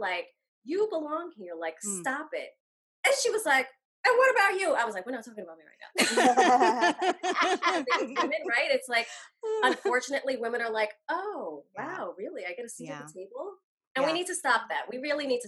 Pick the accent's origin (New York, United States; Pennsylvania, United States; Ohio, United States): New York, United States; New York City; I grew up a Bronx fan, a Yankees fan, because I grew up in the Bronx